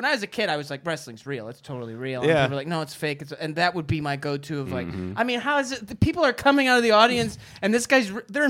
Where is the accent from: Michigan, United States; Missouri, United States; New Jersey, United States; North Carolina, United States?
Michigan, United States; Detroit; I'm from Detroit